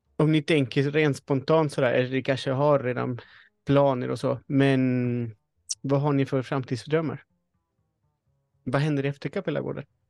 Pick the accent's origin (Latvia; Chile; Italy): Chile; now in Sweden; jag föddes i Chile, men jag är en svensk hantverkare.